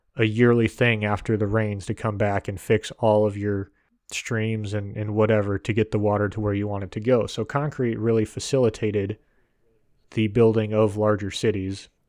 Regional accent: United States; as an American

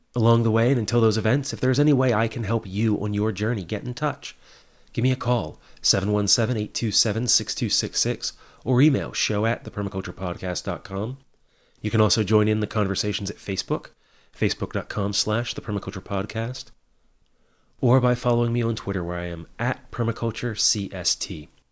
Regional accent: Hagerstown, Maryland, United States; my hometown of Hagerstown

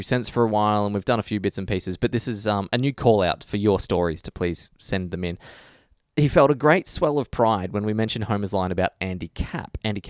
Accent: Australia; you're like legally obligated to say that as an Australian.

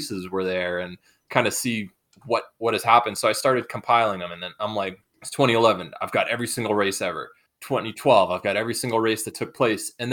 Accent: New England, United States; I grew up in New England.

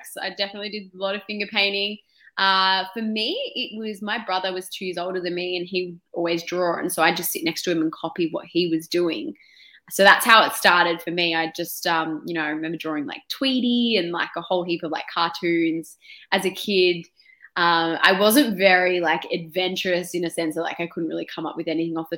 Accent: Melbourne, Victoria, Australia; So Melbourne, born and bred

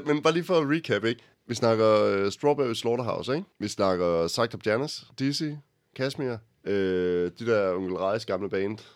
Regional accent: Jutland, Denmark; Vi kommer begge to fra Jylland

